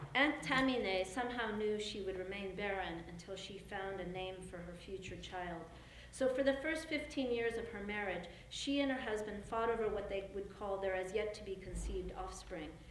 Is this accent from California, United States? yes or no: yes; California, United States; I'm from California where we have lots of pomegranates